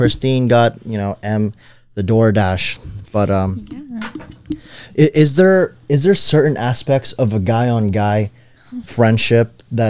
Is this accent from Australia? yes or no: no; Philippines; We're Filipino, dude. We eat vampires.